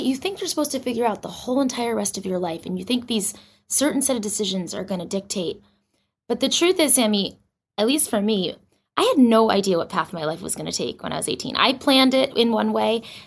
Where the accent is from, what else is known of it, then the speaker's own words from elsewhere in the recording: Boston, Massachusetts, United States; moved away as an adult; also born or lived in New York; I grew up in Boston, right outside of Boston. And I actually moved to New York when I was 21